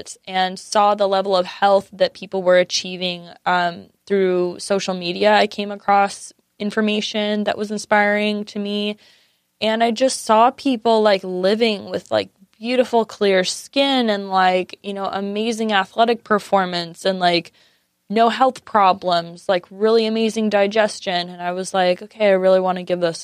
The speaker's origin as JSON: {"language": "English", "town": "San Diego", "region": "California", "country": "United States", "tie": "born or raised there", "said": "I grew up in San Diego"}